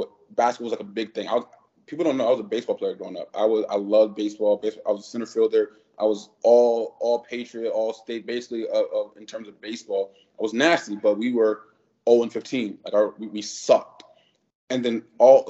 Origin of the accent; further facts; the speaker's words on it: Bridgeport, Connecticut, United States; also born or lived in Los Angeles; now in Puerto Rico; I'm from Bridgeport, Connecticut, but it's like right 20 minutes from New York